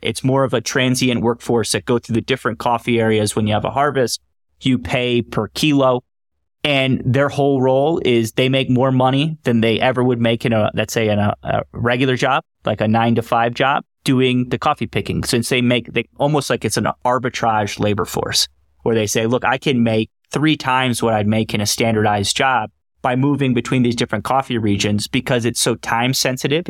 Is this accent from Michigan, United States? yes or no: no; Raleigh, North Carolina, United States; accent: Raleigh, North Carolina English accent; moved away as an adult; also born or lived in Bermuda / Hong Kong; now in Colombia; I grew up in Raleigh, North Carolina, went to N C State